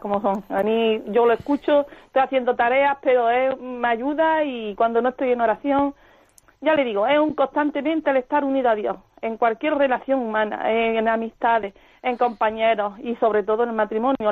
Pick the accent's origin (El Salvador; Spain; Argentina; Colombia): Spain; Ronda, Andalusia; soy de Málaga